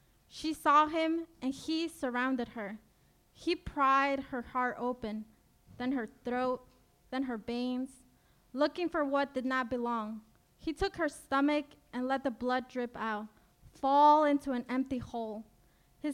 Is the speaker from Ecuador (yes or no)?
yes; Ecuador; now in United States; I got advanced parole to return to my home country, Ecuador